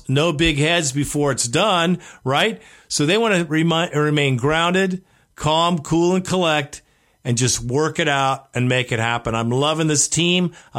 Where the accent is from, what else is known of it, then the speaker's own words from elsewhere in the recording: Alabama, United States; I was born in Alabama.